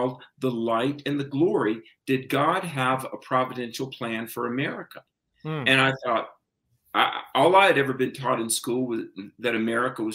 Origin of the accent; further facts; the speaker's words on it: the Bible Belt, the South, United States; I grew up in the South in the Bible Belt